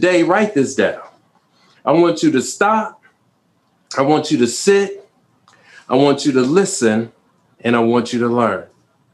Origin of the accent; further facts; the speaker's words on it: Chicago, Illinois, United States; I grew up in the city of Chicago. I was born on the South Side.